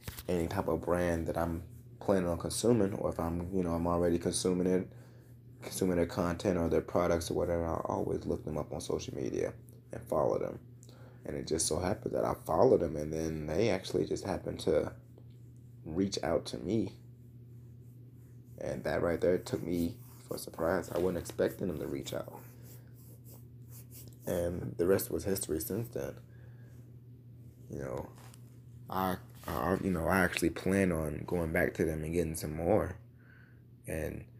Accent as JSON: {"language": "English", "town": "Louisville", "region": "Kentucky", "country": "United States", "tie": "born or raised there", "said": "my home state of Kentucky. Louisville, Kentucky to be exact."}